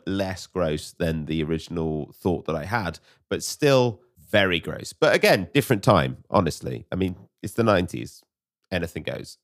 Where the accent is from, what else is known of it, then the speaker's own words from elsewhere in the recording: United Kingdom; as British people